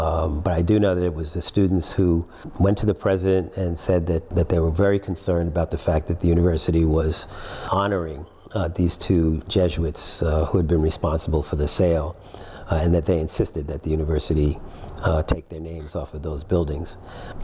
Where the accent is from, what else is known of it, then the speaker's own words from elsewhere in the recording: New York City, New York, United States; also born or lived in Trinidad and Tobago; now in Washington, D.C., United States; I live in Washington, D.C. I grew up in New York, so it was cold for a good part of the year.